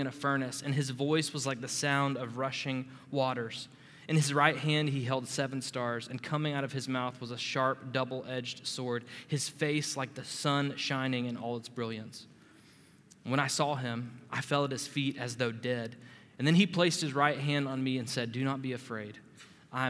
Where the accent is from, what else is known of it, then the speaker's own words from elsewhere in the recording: Panama City, Florida, United States; I'm from Panama City, Florida